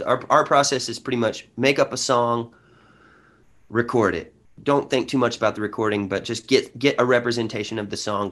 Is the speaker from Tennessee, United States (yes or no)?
no; Honey Grove, Texas, United States; also born or lived in Paris, Texas; I come from a small town in Texas of 1,700 people